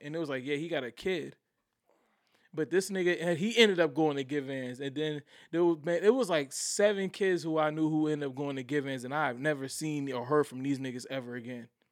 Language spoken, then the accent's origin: English; Somerville, United States; also born or lived in Virginia; I went to grade middle school in Somerville when I moved back down here from Virginia